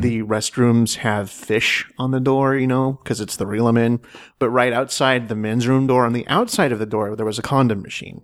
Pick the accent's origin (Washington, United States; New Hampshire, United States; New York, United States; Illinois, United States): Washington, United States; moved away as an adult; I am from the Northwest originally. I'm from Washington State. So I went home.